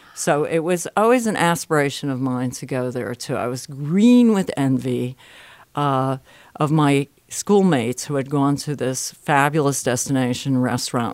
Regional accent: Bridgeport, Connecticut, United States; moved away; I'm from Bridgeport, Connecticut originally

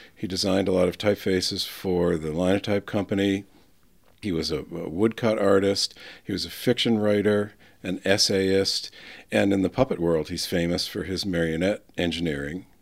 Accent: northern New Hampshire, United States; also born or lived in Boston, Massachusetts / Hingham, Massachusetts; I went home to tell my parents about it in northern New Hampshire

